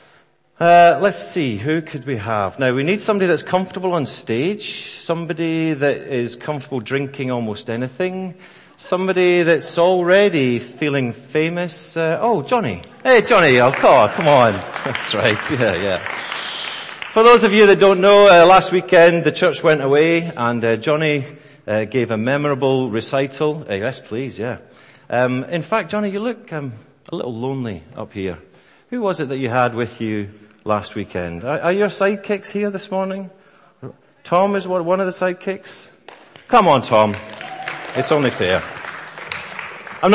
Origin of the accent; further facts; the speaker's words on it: Scotland, United Kingdom; I am also Scottish